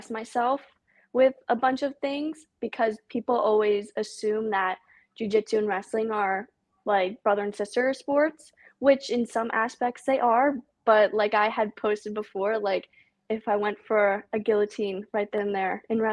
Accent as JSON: {"language": "English", "region": "New Jersey", "country": "United States", "said": "I'm 16 years old. I'm from New Jersey"}